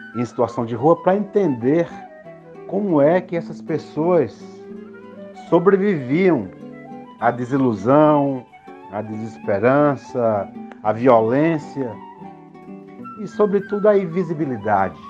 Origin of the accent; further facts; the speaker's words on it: Pernambuco, Brazil; eu iniciei na arte muito cedo, aos nove anos em Pernambuco, numa cidade bem pequena